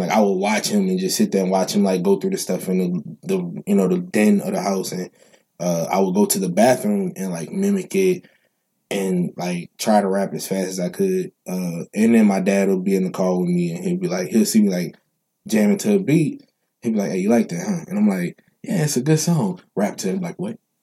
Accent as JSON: {"language": "English", "town": "New Orleans", "region": "Louisiana", "country": "United States", "tie": "born or raised there", "said": "Mendez Street is the street I the last street I grew up on in New Orleans"}